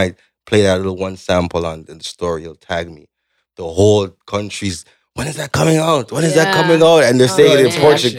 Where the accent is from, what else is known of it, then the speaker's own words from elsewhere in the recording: Canada; accent: Jamaican, Caribbean; also born or lived in Jamaica / Brooklyn, New York; Full Canadian